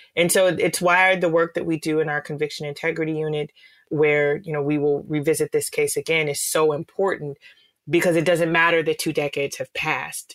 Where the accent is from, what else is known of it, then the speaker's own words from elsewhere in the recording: Chicago, Illinois, United States; I grew up in the Cabrini Green public housing projects here in Chicago